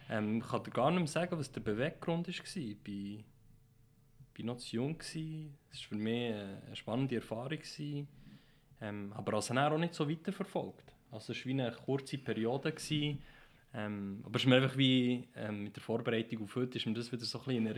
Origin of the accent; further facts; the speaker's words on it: Switzerland; weil ich mich immer als äh, Schweizer gesehen habe